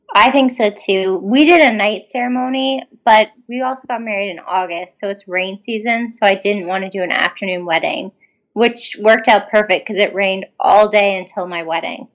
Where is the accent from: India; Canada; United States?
Canada; we're all from Canada